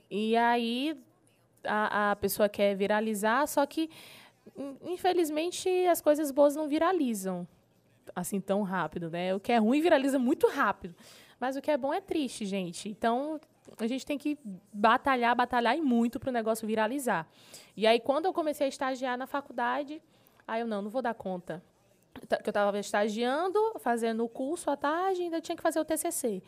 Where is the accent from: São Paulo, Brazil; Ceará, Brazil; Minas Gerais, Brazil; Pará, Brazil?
Pará, Brazil; Marabá; eu sou nascida e criada em Marabá.